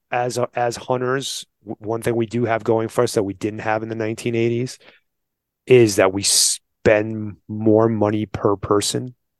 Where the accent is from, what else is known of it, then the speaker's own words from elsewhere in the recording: New York, United States; now in Arizona, United States; I'm from New York, right? Like, I grew up in combat, what they call combat hunting